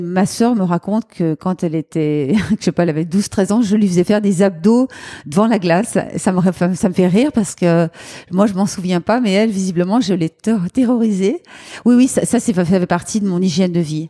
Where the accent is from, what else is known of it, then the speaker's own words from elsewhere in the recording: Lyon, Auvergne-Rhône-Alpes, France; on peut dire que je suis lyonnaise euh, depuis très longtemps. J'habite à Lyon